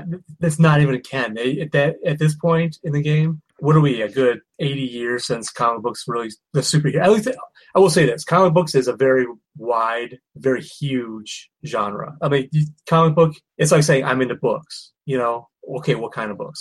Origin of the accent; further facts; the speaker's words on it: Michigan, United States; I'm from Michigan